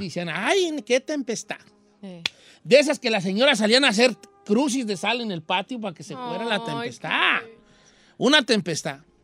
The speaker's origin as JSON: {"language": "Spanish", "region": "Michoacán", "country": "Mexico", "tie": "born or raised there", "moved": "yes", "said": "yo soy de Michoacán"}